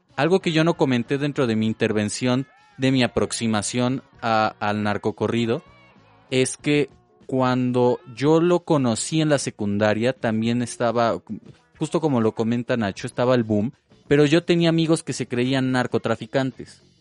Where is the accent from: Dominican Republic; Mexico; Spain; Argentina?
Mexico; Puebla; como poblanos tenemos un conservadurismo